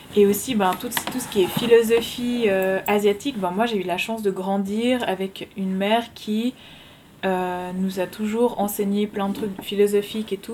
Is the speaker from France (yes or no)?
no; Switzerland; je suis suisse. Mes deux parents sont suisses